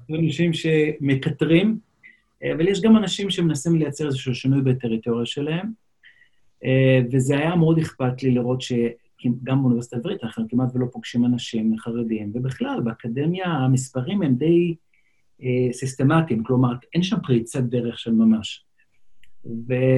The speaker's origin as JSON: {"language": "Hebrew", "town": "Jerusalem", "region": "Jerusalem District", "country": "Israel", "tie": "born or raised there", "first_language": "Yiddish", "second_language": "Hebrew", "said": "אני אה, גדלתי במאה שערים"}